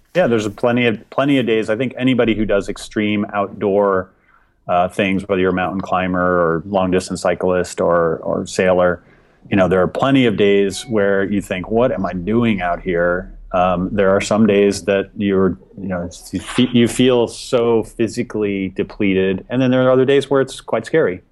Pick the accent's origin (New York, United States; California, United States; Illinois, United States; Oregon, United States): Illinois, United States; Chicago; now in Seattle, United States; I grew up in the Chicago area sailing on Lake Michigan